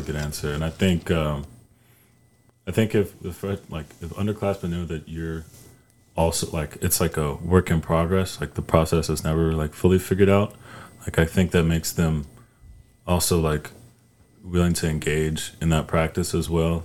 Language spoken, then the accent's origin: English; High Point, North Carolina, United States; I'm from North Carolina